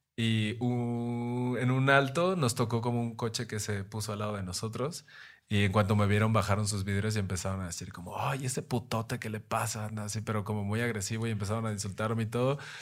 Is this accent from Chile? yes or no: no; Mexico